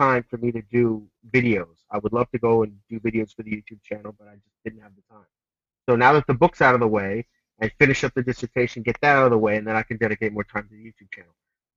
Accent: United States; I grew up in the U.S. I'm an American.

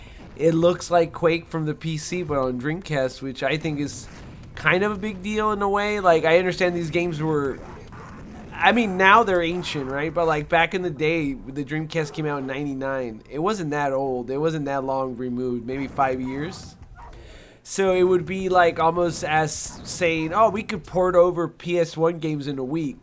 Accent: California, United States; I'm from California

